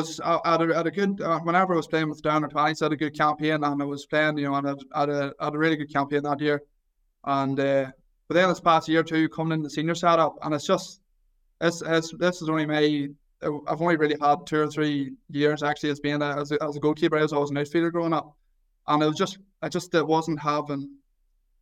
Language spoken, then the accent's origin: English; Mayobridge, Northern Ireland, United Kingdom; I'm from Mayobridge, which is literally, less than a 10-minute drive outside of Newry. So I went to primary school in Newry, I went to secondary school in Newry.